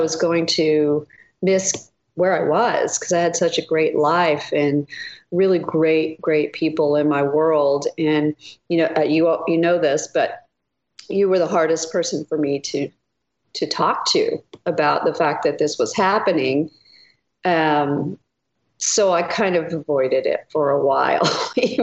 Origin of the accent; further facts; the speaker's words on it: Texas, United States; moved away; also born or lived in Idaho; I grew up in Texas